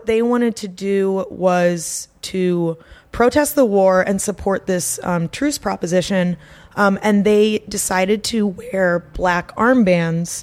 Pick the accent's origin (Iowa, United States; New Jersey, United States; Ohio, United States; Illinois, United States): Iowa, United States; Des Moines; now in Chicago, United States; I'm from Des Moines, Iowa